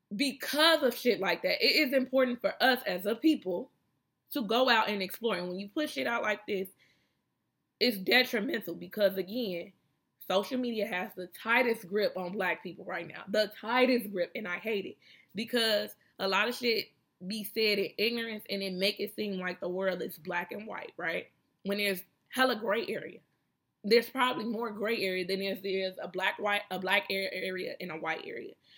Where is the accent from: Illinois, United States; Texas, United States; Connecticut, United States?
Illinois, United States; Chicago; I'm from Chicago where we got skyscrapers and shit